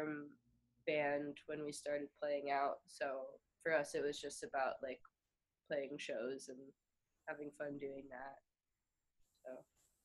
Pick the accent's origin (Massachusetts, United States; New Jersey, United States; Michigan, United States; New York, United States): New Jersey, United States; Montclair; moved away as an adult; also born or lived in Ohio; When I was in high school, they came to my hometown